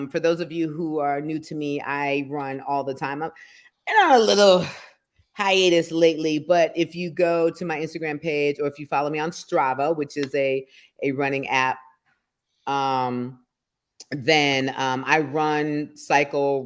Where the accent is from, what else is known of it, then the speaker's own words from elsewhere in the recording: Detroit, Michigan, United States; moved away; also born or lived in Norfolk, Virginia; I was adopted by white people in the city of Detroit, not in the suburbs. And that's where I grew up